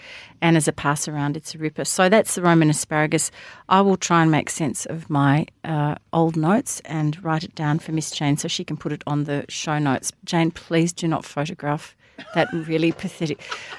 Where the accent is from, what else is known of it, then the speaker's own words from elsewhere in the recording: Hampton, Victoria, Australia; also born or lived in Sandringham; I do know when I was growing up in Hampton and Sandringham